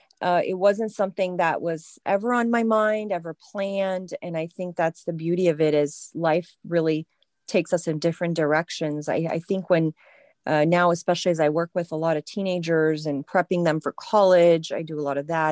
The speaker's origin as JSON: {"language": "English", "country": "France", "tie": "born or raised there", "also_born_or_lived": "United Kingdom", "said": "In France, yes. I was born in the UK, and my parents were, in import export."}